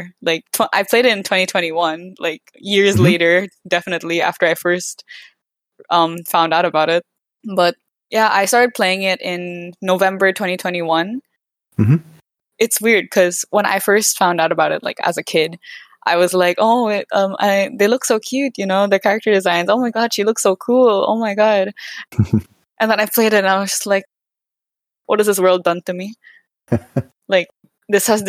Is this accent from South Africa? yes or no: no; Philippines; I'm from the Philippines.